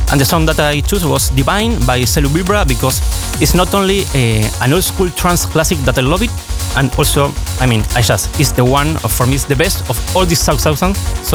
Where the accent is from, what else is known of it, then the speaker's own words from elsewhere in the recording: Uruguay; I'm from Uruguay